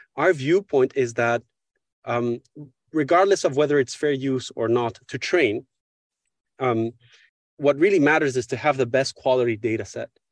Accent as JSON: {"language": "English", "town": "Paris", "region": "Île-de-France", "country": "France", "tie": "born or raised there", "also_born_or_lived": "Mexico / United States", "said": "I grew up here in Paris, uh, from where I'm speaking right now."}